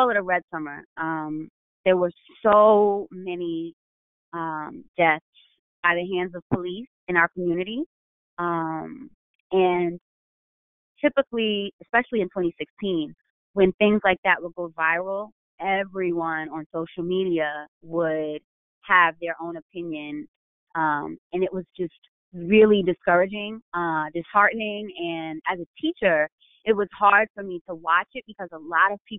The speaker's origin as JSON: {"language": "English", "region": "New York", "country": "United States", "moved": "yes", "lives_now": "Baltimore, United States", "said": "I'm from New York"}